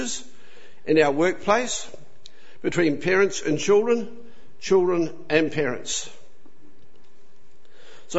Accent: New Zealand; now in Australia; I had the unfortunate lot to be born in New Zealand. So I'm a Kiwi

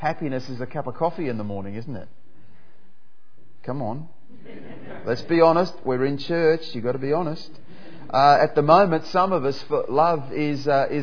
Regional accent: Perth, Western Australia, Australia; moved away as an adult; also born or lived in Papua New Guinea; now in Melbourne, Australia; I grew up in Perth, and I moved over here to Melbourne

